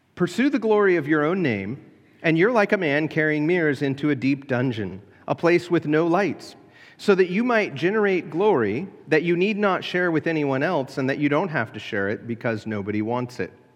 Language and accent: English; United States; As an American Christian